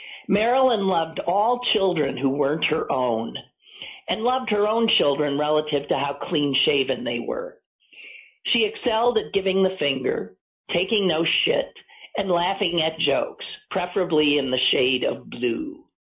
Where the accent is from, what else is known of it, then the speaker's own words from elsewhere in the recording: Midwest, United States; I'll tell you, I'm a Midwesterner, fine. But as a Jew, I remember feeling left out of that ad, too.